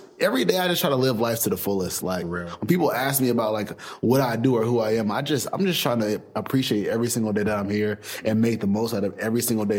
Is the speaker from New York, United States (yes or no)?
no; Greensboro, North Carolina, United States; a guy that came from North Carolina. I'm from Greensboro, small city.